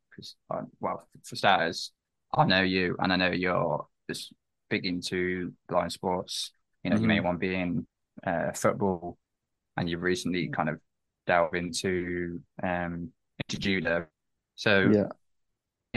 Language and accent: English; Coventry, West Midlands, United Kingdom; growing up in Coventry myself